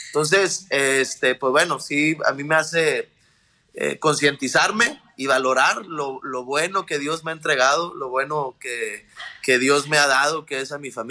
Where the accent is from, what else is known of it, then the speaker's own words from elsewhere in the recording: Mexico; como mexicanos, paisanos y toda Latinoamérica